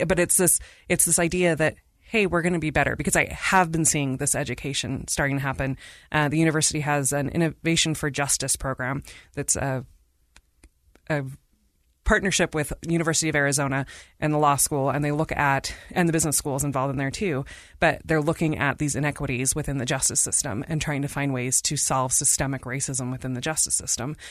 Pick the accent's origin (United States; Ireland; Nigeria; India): India; moved away; I am from India.